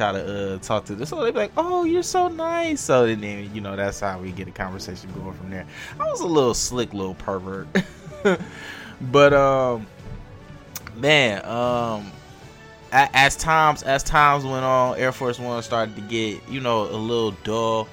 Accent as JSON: {"language": "English", "town": "Detroit", "region": "Michigan", "country": "United States", "said": "I'm from Detroit, so I would go to Northland was the closest mall to Detroit"}